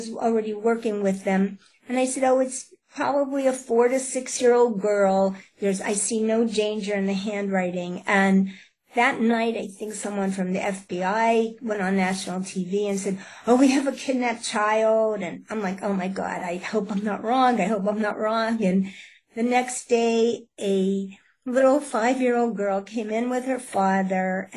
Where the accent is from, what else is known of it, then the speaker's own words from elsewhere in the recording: Pittsburgh, Pennsylvania, United States; I'm from Pittsburgh, Pennsylvania